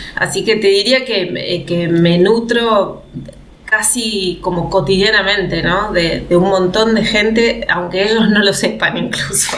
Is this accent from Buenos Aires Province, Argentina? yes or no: no; Catamarca, Argentina; moved away as an adult; also born or lived in Córdoba; soy de una provincia del norte de nuestra Argentina, soy de Catamarca